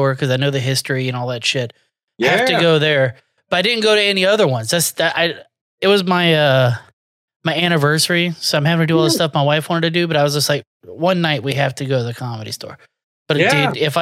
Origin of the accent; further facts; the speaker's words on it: Florida, United States; now in Houston, United States; I grew up in Florida